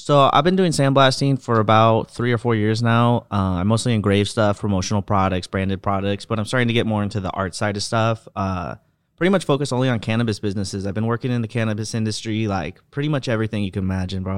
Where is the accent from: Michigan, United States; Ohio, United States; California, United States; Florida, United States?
California, United States; I grew up in the Prop two fifteen market, so weed was pretty much legal here